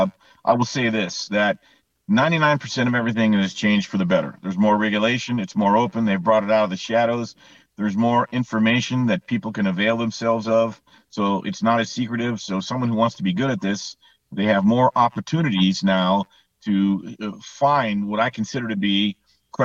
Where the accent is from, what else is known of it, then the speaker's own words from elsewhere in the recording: Southern California, United States; when I grew up in Southern California